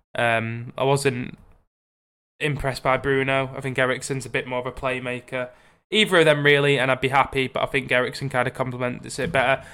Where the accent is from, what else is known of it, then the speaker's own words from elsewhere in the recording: Barrow-in-Furness, North West England, United Kingdom; my hometown team, Barrow